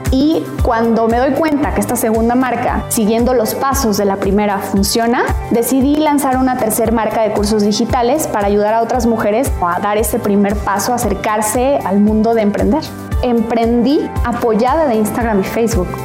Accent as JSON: {"language": "Spanish", "town": "Guadalajara", "region": "Jalisco", "country": "Mexico", "said": "soy de Guadalajara, Jalisco"}